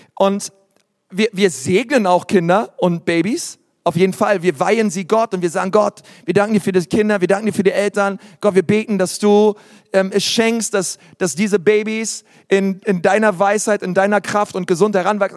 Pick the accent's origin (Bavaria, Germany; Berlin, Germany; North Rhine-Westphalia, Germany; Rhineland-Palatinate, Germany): Berlin, Germany; Ich bin in Berlin groß geworden